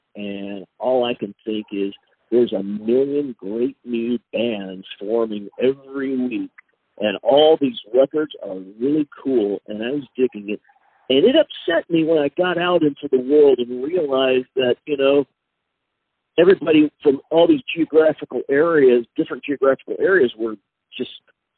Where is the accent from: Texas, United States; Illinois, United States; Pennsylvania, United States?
Texas, United States; I grew up in a small Texas town. There was no punk scene where I was.